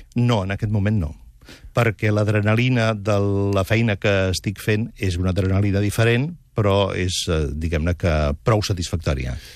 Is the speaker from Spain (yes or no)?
yes; Catalonia, Spain; com a periodista català